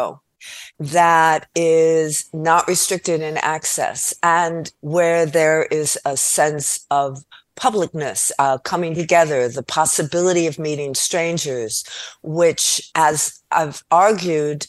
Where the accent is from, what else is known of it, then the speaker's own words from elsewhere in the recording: Los Angeles, California, United States; also born or lived in Costa Rica / Guatemala; I come from Los Angeles